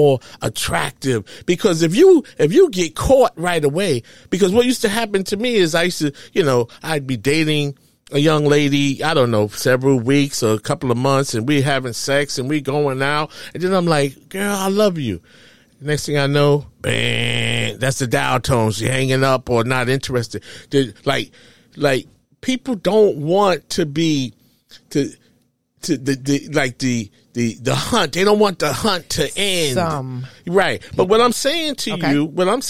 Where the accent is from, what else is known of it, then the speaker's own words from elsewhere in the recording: New York, United States; I'm from New York